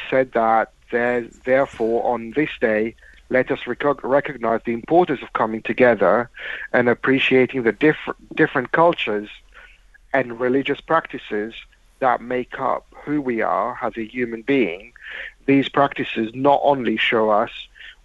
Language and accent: English; Mauritius; moved away; I was brought up in Mauritius.